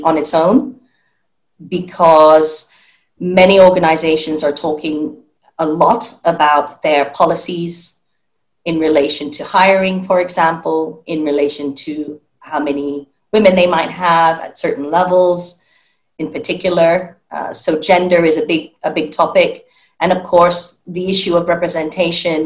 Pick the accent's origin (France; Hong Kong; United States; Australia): Hong Kong; I grew up in Hong Kong